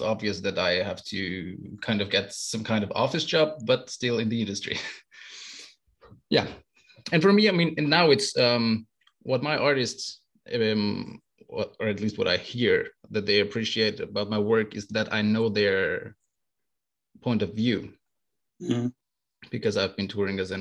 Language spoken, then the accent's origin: English; Austria; I come from Austria, from the central of Europe.